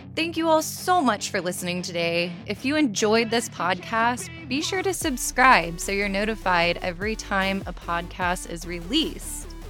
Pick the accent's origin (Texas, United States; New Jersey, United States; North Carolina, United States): Texas, United States; I'm from Texas, born and raised